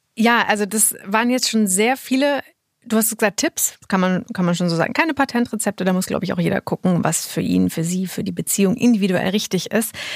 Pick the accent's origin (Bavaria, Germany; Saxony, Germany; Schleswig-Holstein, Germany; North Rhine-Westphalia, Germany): North Rhine-Westphalia, Germany; near Münsterland; moved away; Ich komme ja auch aus der Nähe